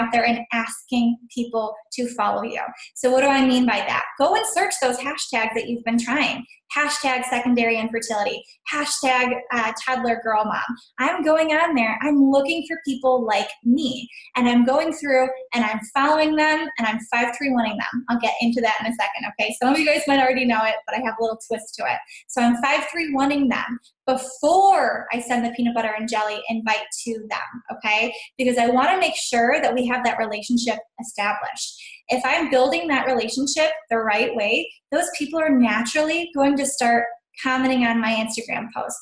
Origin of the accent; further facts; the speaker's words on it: Sylvania, Ohio, United States; I'm from Sylvania, Ohio